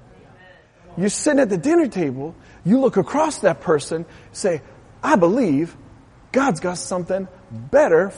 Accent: West Coast, United States; I'm from the West Coast

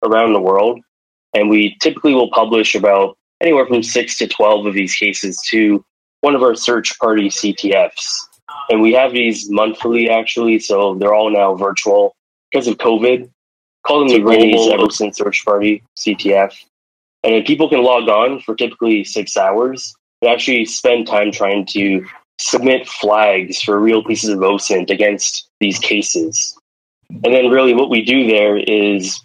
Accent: Toronto, Ontario, Canada; I'm from Toronto

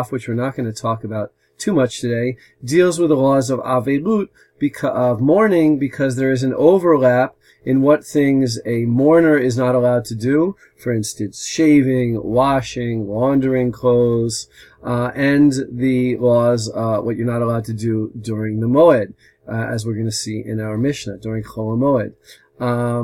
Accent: New Jersey, United States; accent: American; now in Modi'in, Israel; as you can tell from my American accent, I'm originally from America, from the state of New Jersey

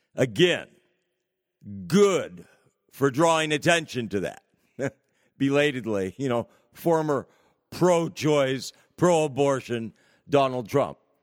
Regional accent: California, United States; The state of California, my home state

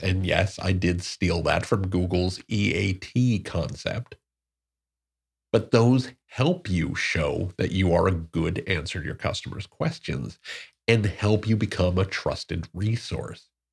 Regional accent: Newark, New Jersey, United States; I'm from Newark, New Jersey, uh, born and raised

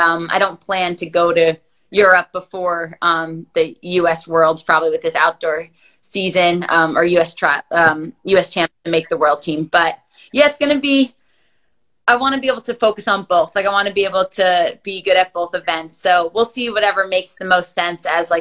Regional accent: United States; the Millrose Games, like 15 minutes from my hometown

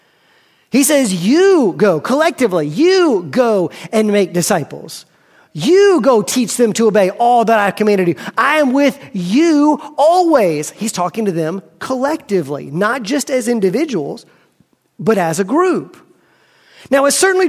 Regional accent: United States; I am an American

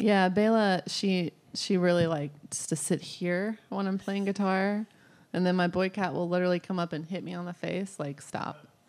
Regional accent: Wichita Falls, Texas, United States; I grew up in Wichita Falls, Texas, which is it's like 100,000 people

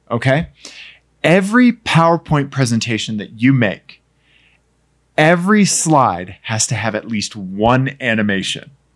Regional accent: Pennsylvania, United States; accent: Pennsylvania; my Pennsylvania accent

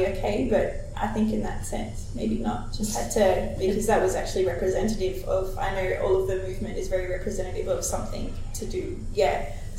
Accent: Australia; born there; I've just never really identified as Australian, because I was the only one that was born here in my family.

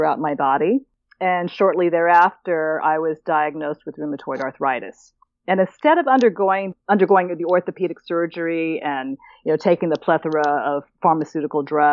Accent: Oakland, California, United States; now in St. Thomas, U.S. Virgin Islands; I'm born and raised in Oakland, California

